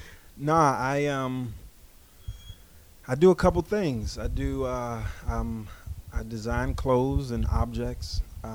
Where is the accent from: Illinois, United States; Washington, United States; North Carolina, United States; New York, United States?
New York, United States; New York City; I'm from Bushwick, born and raised.